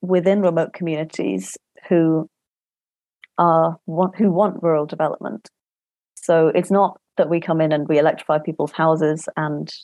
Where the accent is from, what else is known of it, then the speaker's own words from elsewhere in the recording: Scotland, United Kingdom; now in Cambridge, United Kingdom; I was born in Scotland.